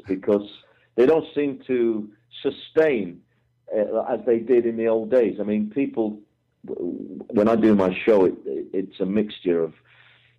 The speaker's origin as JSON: {"language": "English", "region": "England", "country": "United Kingdom", "said": "I'm an English guy"}